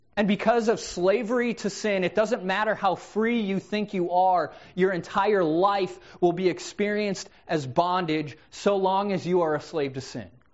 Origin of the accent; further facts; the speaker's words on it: United States; I'm an American. I live in the land of the free.